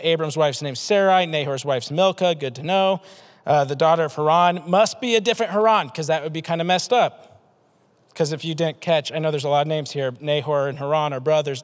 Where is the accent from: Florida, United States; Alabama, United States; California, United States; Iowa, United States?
Iowa, United States; Des Moines; I'm from Des Moines, 515 Southeast Polk